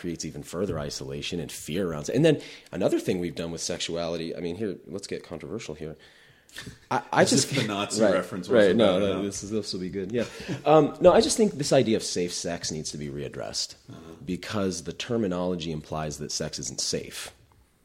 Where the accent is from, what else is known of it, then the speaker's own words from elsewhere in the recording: New England, United States; I grew up in New England, very progressive area.